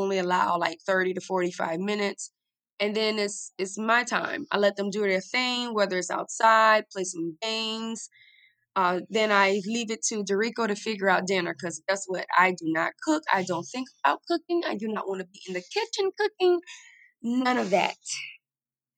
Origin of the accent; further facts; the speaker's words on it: the South, United States; I'm from the South, but I think I was this city girl trapped in this Southern girl's body